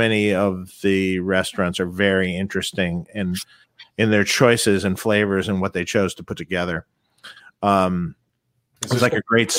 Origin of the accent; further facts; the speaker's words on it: Detroit, Michigan, United States; And I mean, I grew up in Detroit, Chinese food, whatever.